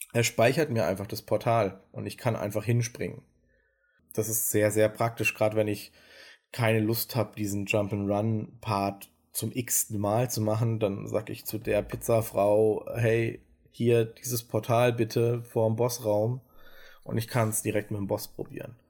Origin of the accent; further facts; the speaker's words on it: Germany; wir als Deutsche